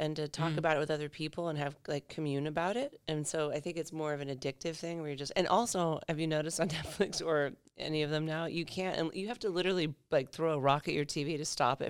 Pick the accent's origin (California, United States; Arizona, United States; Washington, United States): Arizona, United States; now in Perth, Australia; but I grew up in Arizona, which is similar. In climate to Perth